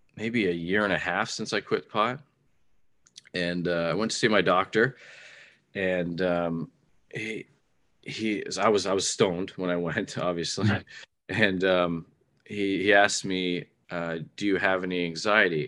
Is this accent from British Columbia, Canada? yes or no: no; Ontario, Canada; I'm a Canadian. I lived in Canada my whole life. I only recently traveled outside of Ontario in Canada